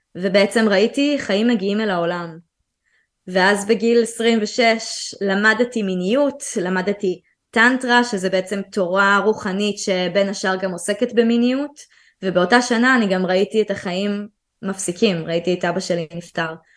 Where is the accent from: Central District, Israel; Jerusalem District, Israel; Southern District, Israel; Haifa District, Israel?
Central District, Israel; also born or lived in Tel Aviv / Ramat HaSharon; אני גדלתי בעיקר באזור המרכז, שזה היה באותו זמן תל אביב ואחרי זה רמת השרון